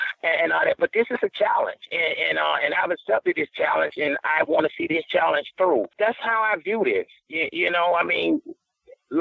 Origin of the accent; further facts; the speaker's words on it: the South, United States; I'm from the South